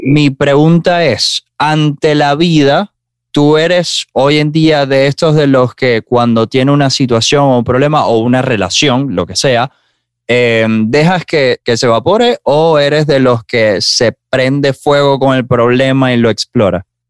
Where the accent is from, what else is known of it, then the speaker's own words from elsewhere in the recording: Maracaibo, Zulia, Venezuela; moved away; yo soy de Maracaibo